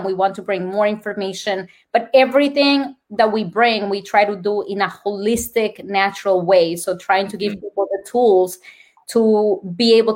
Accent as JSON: {"language": "English", "country": "Colombia", "accent": "Colombian", "second_language": "English", "moved": "yes", "said": "My Colombian accent"}